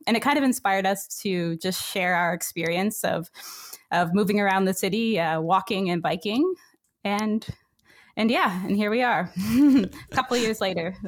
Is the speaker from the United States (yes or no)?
no; north of Waterloo, Ontario, Canada; I grew up uh, north of Waterloo, um, Ontario, um, and it was a small uh, small village